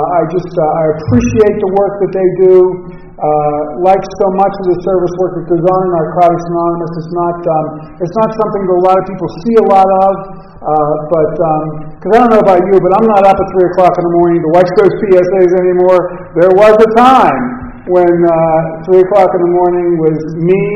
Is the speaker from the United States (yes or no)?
yes; Los Angeles, California, United States; also born or lived in Pittsburgh; I'm from Los Angeles. My wife is at home in L.A. right now